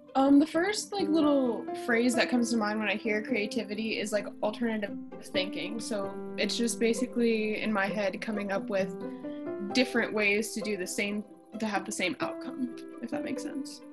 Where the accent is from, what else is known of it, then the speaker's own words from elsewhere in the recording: Canton, Ohio, United States; I grew up in Canton, Ohio.